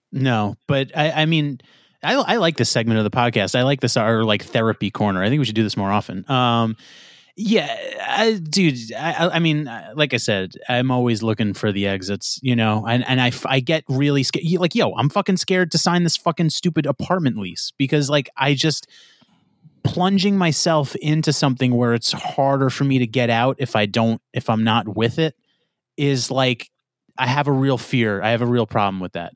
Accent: New York, United States; I'm from New York. I'm so New York

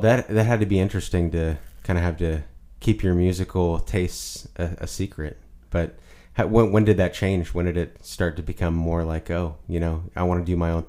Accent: Illinois, United States; I'm from Illinois as well.

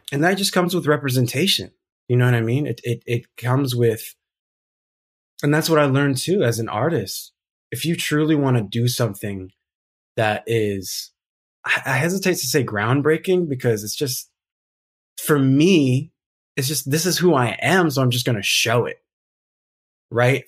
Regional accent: South Pasadena, California, United States; also born or lived in Alhambra / Rowland Heights; I grew up in South Pasadena, San Marino area.

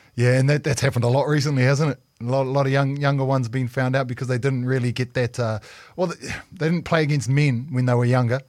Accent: Hawke's Bay, New Zealand; as a Hawke's Bay boy. Growing up in the Hawke's Bay

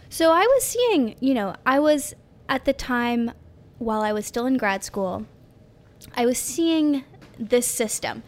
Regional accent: New York City, New York, United States; I grew up in New York City

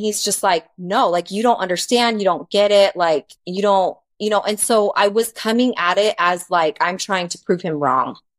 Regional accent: Arizona, United States; moved away; I grew up in Arizona, and that's where we were married. And I knew everyone because that was just, I'd lived there, my whole life

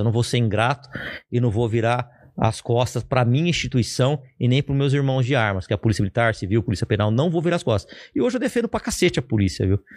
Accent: Ribeirão Preto, São Paulo, Brazil; eu sou de Ribeirão Preto

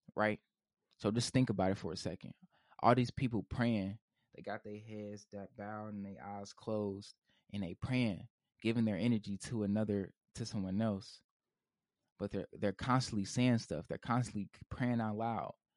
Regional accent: Indianapolis, Indiana, United States; I'm from Indianapolis, Indiana

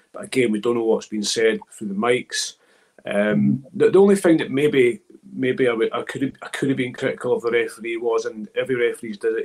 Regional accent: Scotland, United Kingdom; I grew up in Scotland

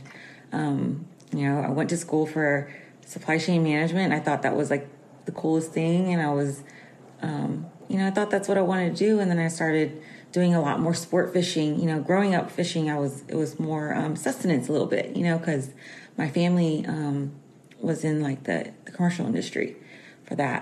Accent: Houston, Texas, United States; I'm from Houston, Texas

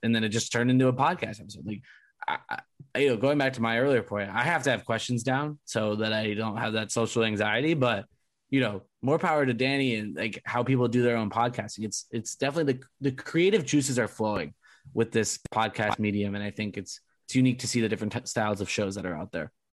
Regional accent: Southern California, United States; I grew up in SoCal

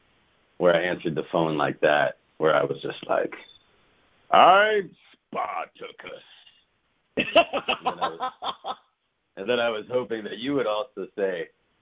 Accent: New York City, New York, United States; I'm from Brooklyn

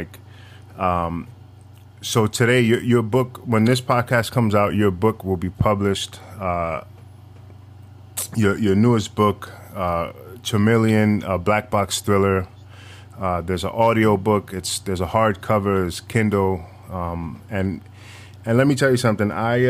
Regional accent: Manhattan, New York, United States; I'm not from the Bronx. I'm from Manhattan, but I live on the very tip of northern Manhattan, so the Bronx is right next to me.

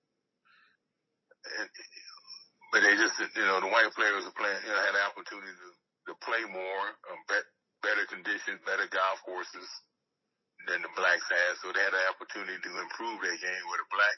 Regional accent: California, United States; also born or lived in Philadelphia; we moved from Philadelphia to California. And we just adopted California as our hometown. And that was it. You know, that's where we considered home. And I grew up there

